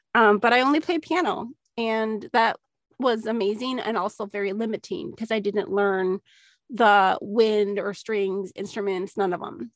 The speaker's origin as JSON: {"language": "English", "region": "Minnesota", "country": "United States", "tie": "born or raised there", "moved": "yes", "said": "growing up in Minnesota"}